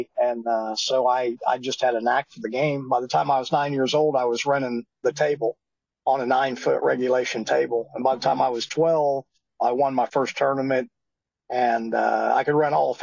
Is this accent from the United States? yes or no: yes; northern Missouri, United States; moved away; also born or lived in Dallas, Texas / Iowa; I'm originally from Missouri, though, a town of 629 people in northern Missouri